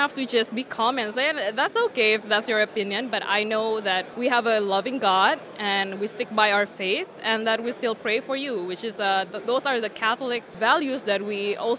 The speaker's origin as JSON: {"language": "English", "country": "Indonesia", "said": "I'm from Indonesia. Okay, I'm actually 30 years old."}